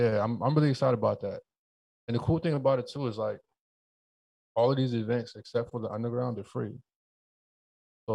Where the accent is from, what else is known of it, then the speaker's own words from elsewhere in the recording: New Haven, Connecticut, United States; I grew up in New Haven